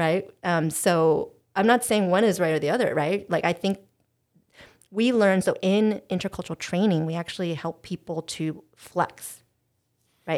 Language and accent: English; United States; in American culture, we prize direct communication